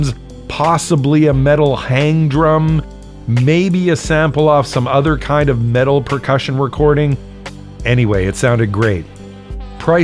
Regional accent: Toronto, Ontario, Canada; Mishy and I are both from the Jane Strip, so I'll send that one out to my old neighborhood.

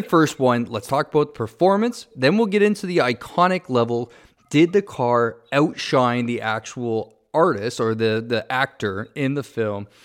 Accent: Ontario, Canada; moved away; I'm from Ontario

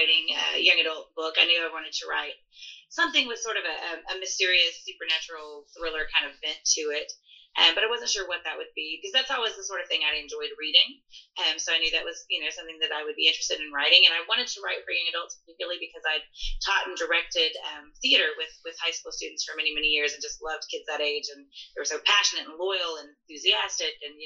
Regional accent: Oklahoma, United States; moved away; also born or lived in Arkansas; I'm from Oklahoma. I grew up in Oklahoma and lived in Oklahoma most of my life, in Arkansas for about half my life

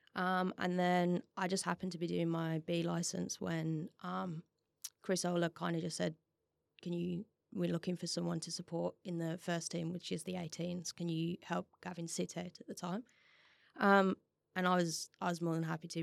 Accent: West Bromwich, West Midlands, United Kingdom; now in Perth, Australia; I'm originally from, uh, West Brom

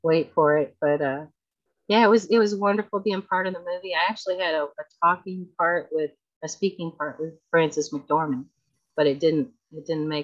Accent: Texas, United States; moved away; I grew up in Texas, so we make Tex-Mex all the time

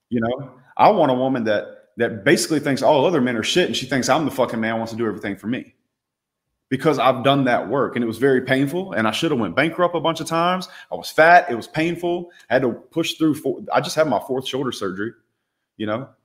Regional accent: Louisiana, United States; I grew up in the South

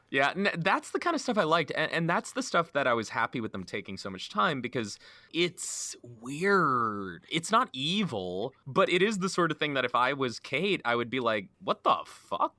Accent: United States; speaking as an American, our gun culture

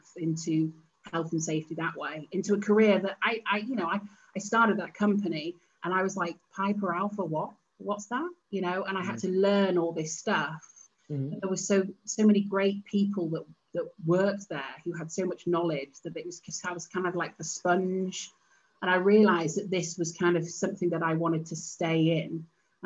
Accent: Cheshire, North West England, United Kingdom; also born or lived in Manchester; I was born in Cheshire, and I was the baby of the family

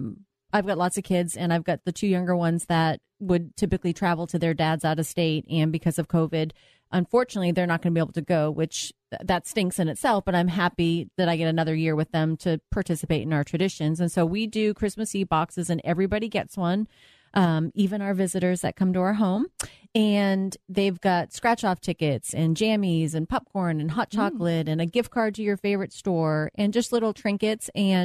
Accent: Boston, Massachusetts, United States; I'm from Boston, so I know how to get there.

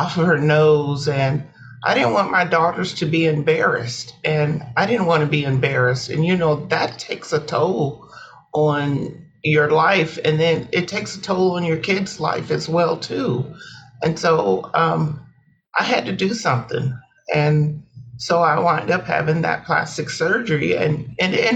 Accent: Fort Wayne, Indiana, United States; I am from Fort Wayne, okay. Northeast part of Indiana.

